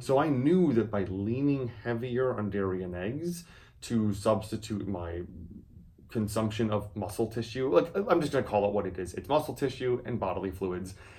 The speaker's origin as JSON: {"language": "English", "region": "Wisconsin", "country": "United States", "said": "I'm from Wisconsin"}